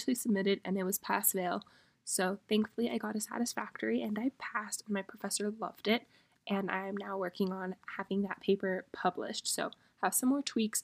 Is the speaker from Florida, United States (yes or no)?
yes; Miami, Florida, United States; moved away as an adult; really experience Miami, because I cannot wait to move home and experience my hometown again